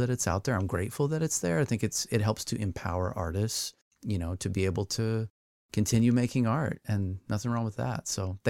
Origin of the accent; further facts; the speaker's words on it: Texas, United States; moved away; a horse pasture that looked very similar to the one that I grew up on down in Texas.